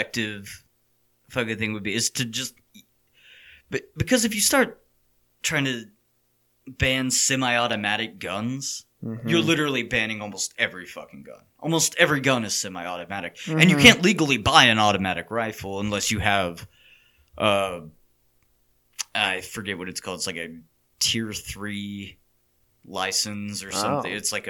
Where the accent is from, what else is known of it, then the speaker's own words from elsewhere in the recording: Texas, United States; as a Texan